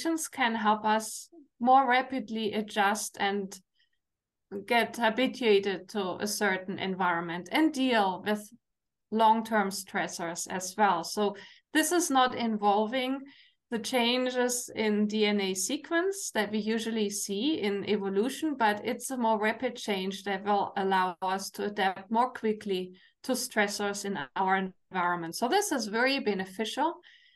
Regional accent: Germany; English is a second language; now in Canada; you hear my accent, I'm from Germany

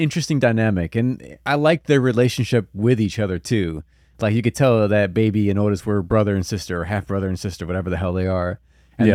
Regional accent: Tlaquiltenango, Morelos, Mexico; I'm from Morelos. Tlaquitenango.

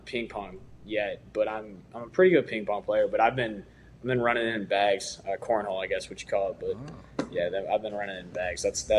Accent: Chicago, Illinois, United States; I'm from Chicago area.

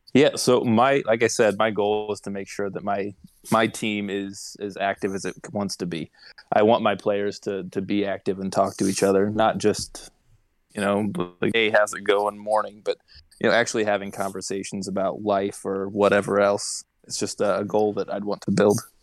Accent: Indiana, United States; I am from Indiana

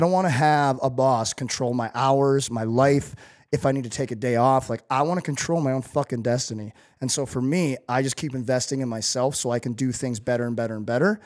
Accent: St. Louis, Missouri, United States; growing up in Saint Louis

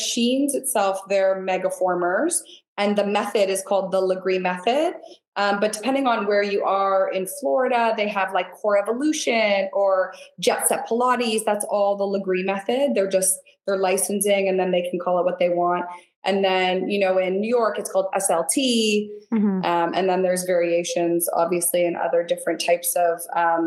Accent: Niagara Falls, Ontario, Canada; also born or lived in St. Catharines / Toronto; So I was actually born and raised in Niagara, on the Canadian side. So Niagara Falls, St. Catharines.

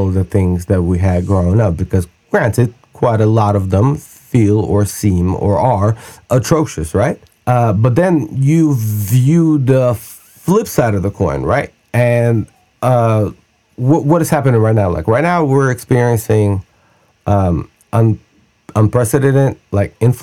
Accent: Russia; now in United States; I grew up in Russia.

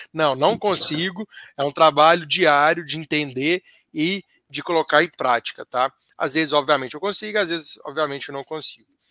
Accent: Minas Gerais, Brazil; como bom mineiro

